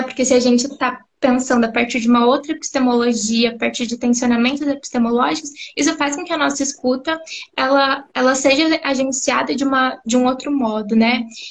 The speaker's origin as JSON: {"language": "Portuguese", "town": "Campo Grande", "region": "Mato Grosso do Sul", "country": "Brazil", "said": "sou psicóloga, sou de Campo Grande, Mato Grosso do Sul"}